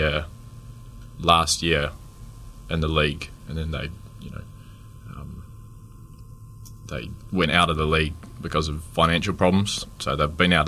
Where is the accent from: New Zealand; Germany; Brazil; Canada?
New Zealand; Dunedin, Otago; Born and bred in Dunedin, 25 years old at the moment